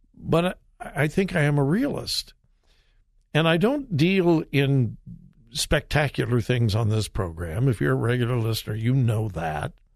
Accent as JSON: {"language": "English", "town": "Compton", "region": "California", "country": "United States", "tie": "born or raised there", "said": "I grew up in Southern California and I was in Compton"}